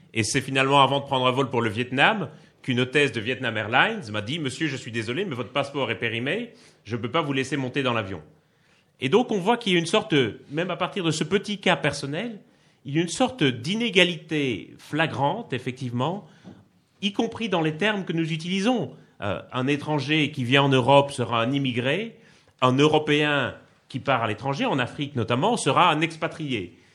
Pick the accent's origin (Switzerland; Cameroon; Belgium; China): Belgium; Liège, Wallonia; accent: Belgian; moved away as an adult; now in Paris, France; je suis né à Liège, dans le sud-est de la Belgique. Donc, je suis belge, ça s'entend un peu d'ailleurs, je crois. Euh, mais j'habite à Paris depuis 2007